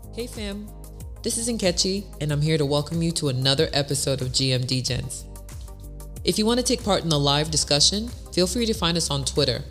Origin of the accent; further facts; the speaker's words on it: East Coast, United States; I grew up on the East Coast